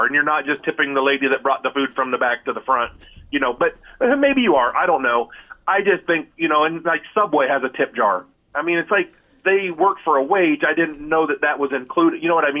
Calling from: Osceola, United States

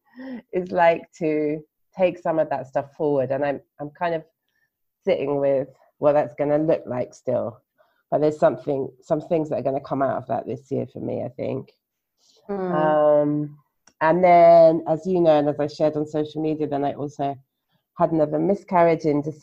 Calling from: Gujarat, India; And tonight I'm podcasting from Gujarat in India, but I normally live in London in the UK.

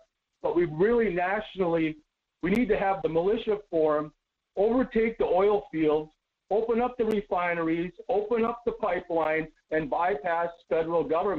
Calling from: Las Vegas, Nevada, United States; Good morning, Mike. … from Vegas.

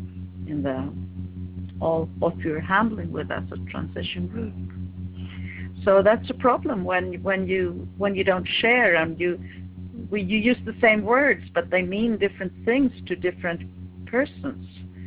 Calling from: Sweden; I'm calling from Sweden.

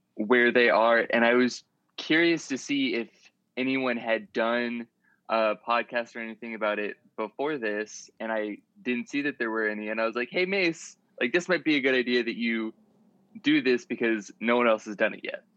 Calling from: Dallas-Fort Worth area, Texas, United States; I'm calling you from Dallas, Fort Worth area, Texas

